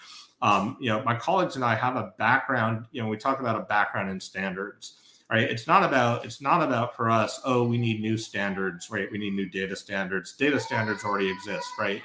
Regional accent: Northeast, United States; I grew up in the Northeast, New York Thruway or the Mass Pike

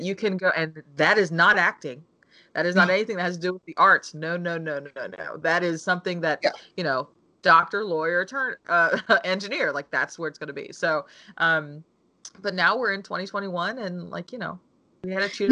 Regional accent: United States; I'm African American and my mother's Korean.

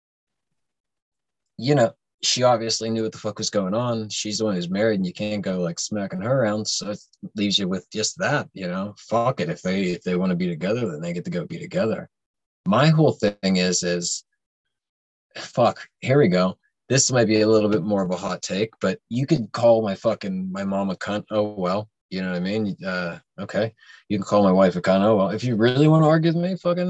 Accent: McKees Rocks, Pennsylvania, United States; I coached some youth soccer back down in my hometown. And it was the same soccer league that I played in when I was younger

